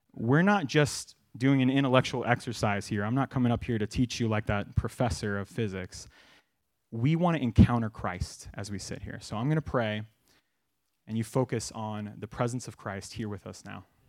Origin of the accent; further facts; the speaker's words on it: Sacramento, California, United States; moved away as an adult; also born or lived in Phoenix, Arizona; now in Tucson, United States; we're from Sacramento